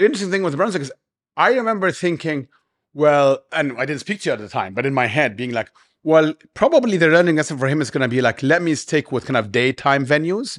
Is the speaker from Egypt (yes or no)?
yes; Egypt; moved away as an adult; now in Dubai, United Arab Emirates; growing up in Egypt